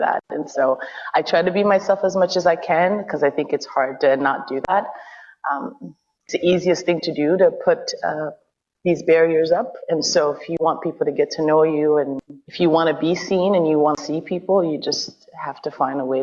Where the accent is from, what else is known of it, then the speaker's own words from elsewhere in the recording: Ottawa, Ontario, Canada; also born or lived in East Africa; I'm from Ottawa